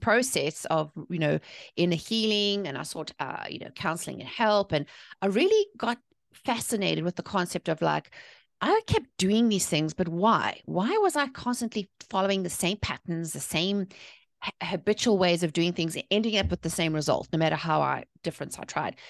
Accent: South Africa; moved away as an adult; now in North Carolina, United States; I'm originally from South Africa. I was born and raised there, but I've been living here in, uh, the North Carolina since two thousand six

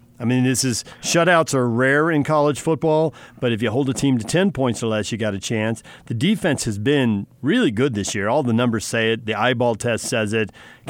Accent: California, United States; moved away; I grew up in California

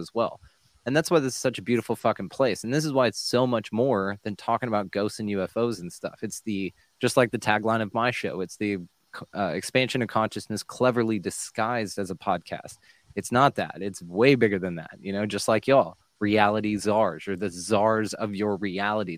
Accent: Texas, United States; I'm from Texas.

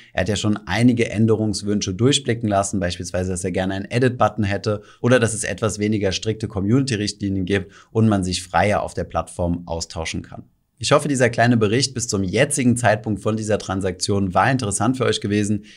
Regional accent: Germany; bei uns in Deutschland

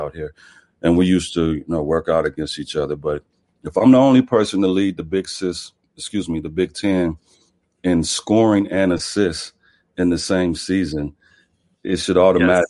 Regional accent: Omaha, Nebraska, United States; Growing up in Omaha, you know, it's a tough town.

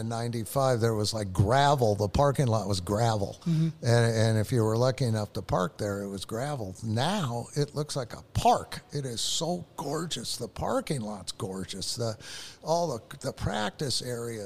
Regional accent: Los Angeles, California, United States; moved away; I'm from Van Nuys.

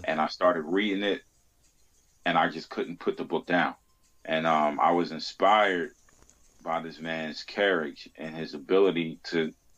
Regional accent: Baltimore, Maryland, United States; I grew up in Baltimore

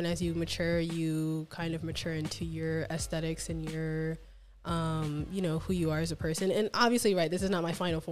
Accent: Baltimore, Maryland, United States; also born or lived in Florida; now in Las Vegas, United States; I'm from Baltimore.

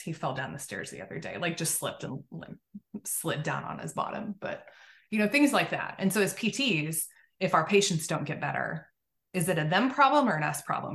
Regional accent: Oklahoma, United States; I grew up in Oklahoma, so kind of a southernish way of, of living.

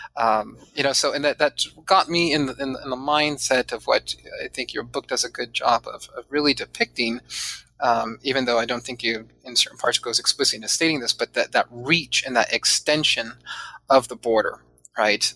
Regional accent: San Diego, California, United States; also born or lived in Chula Vista; I grew up mostly in Southern California, not mostly, all in Southern California, um, and uh, primarily in San Diego.

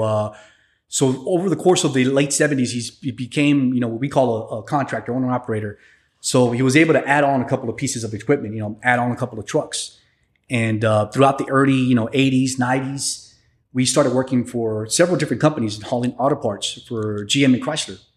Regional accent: San Antonio, Texas, United States; also born or lived in Piedras Negras, Coahuila, Mexico; I was raised in San Antonio

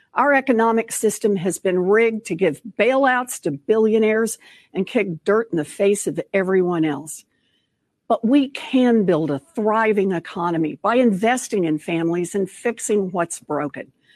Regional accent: Oklahoma, United States; moved away as an adult; also born or lived in Texas; As a little girl growing up in Oklahoma

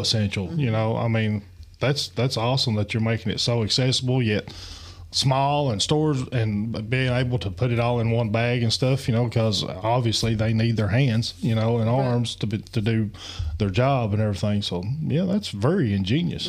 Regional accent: Appalachia, United States; in our culture in Appalachian

